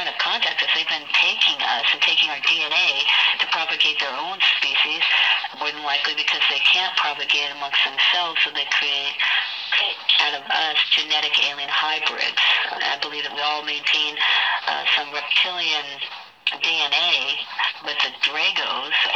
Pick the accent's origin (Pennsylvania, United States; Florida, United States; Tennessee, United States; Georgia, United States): Florida, United States; Hollywood; I was born in Hollywood, in Florida, August 11th, 1958